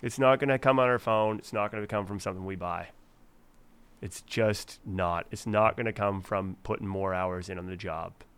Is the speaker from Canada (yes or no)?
yes; Fredericton, New Brunswick, Canada; moved away; my hometown of Fredericton